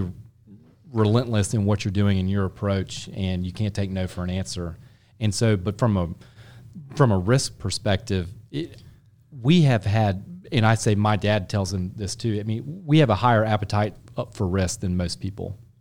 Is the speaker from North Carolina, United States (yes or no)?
yes; Charlotte, North Carolina, United States; I grew up in Charlotte. I'm a native Charlatan